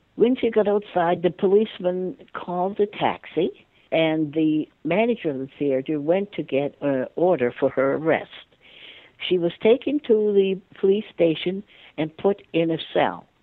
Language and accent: English; Halifax, Nova Scotia, Canada; I grew up in Halifax, Nova Scotia, and I was the last of 15 children mostly my life was in the north end of Halifax